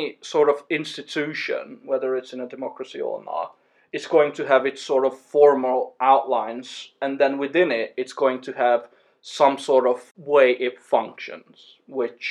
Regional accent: Hungary; I am from Hungary

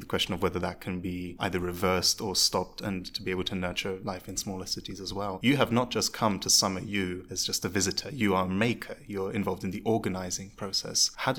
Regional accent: Poland; now in -; Quite often when I tell people that I'm from Poland, and not just that my family is from Poland, but that I grew up there, I get people that are surprised that there are Jews left in Poland at all.

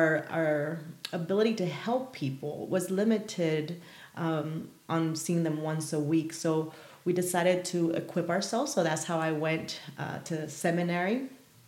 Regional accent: Paraguay; moved away; I was born and raised in South America. So I'm originally from Paraguay

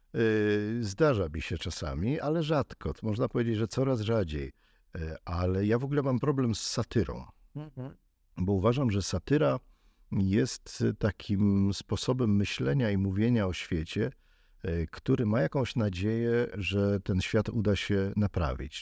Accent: Kraków, Lesser Poland, Poland; Ja jestem z Krakowa

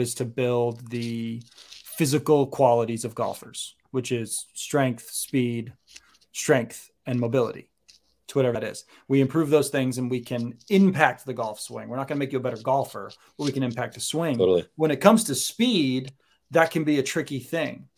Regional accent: Maine, United States; moved away as an adult; also born or lived in Connecticut; now in Florida, United States; I grew up in Maine, college in Connecticut, came down here for grad school, home for a couple years, realized that Florida is the most wonderful place in the world

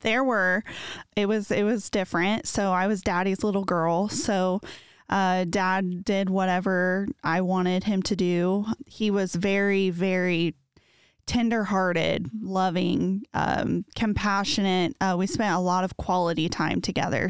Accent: Muncie, Indiana, United States; moved away as an adult; now in Noblesville, United States; I am originally from Muncie. Um, I am an only child of my father, and I had a half brother from my mom's

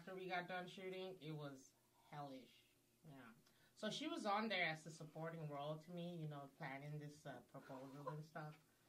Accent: Nigeria; Since we're, like, being honest, I'm Nigerian, y'all.

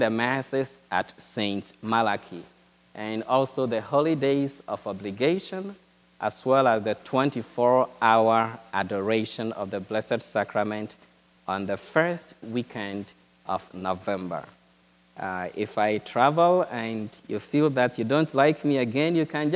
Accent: Ghana; moved away as an adult; now in United States; my diocese back in Ghana.

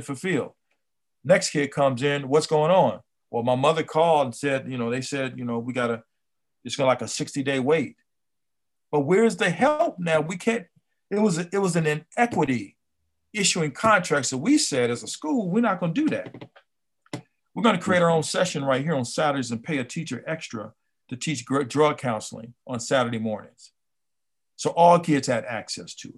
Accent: Compton, California, United States; I grew up here in Compton

